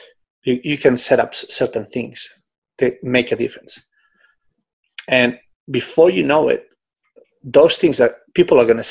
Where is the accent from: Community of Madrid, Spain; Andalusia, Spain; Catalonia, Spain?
Catalonia, Spain; Barcelona; moved away; in Barcelona, you know, in my hometown.